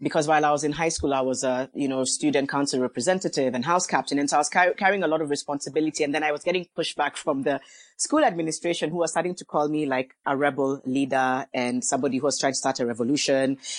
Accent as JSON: {"language": "English", "town": "Mombasa", "region": "Mombasa County", "country": "Kenya", "tie": "born or raised there", "lives_now": "Nairobi, Kenya", "said": "I come from Kenya. I grew up in Mombasa, live in Nairobi, but yes, I am Kenyan"}